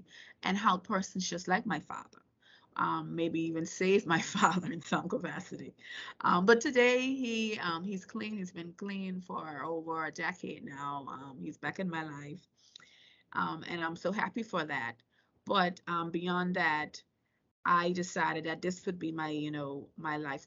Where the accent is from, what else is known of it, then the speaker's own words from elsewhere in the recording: Turks & Caicos Islands; also born or lived in Virginia, United States; I was born and raised in the Turks and Caicos Islands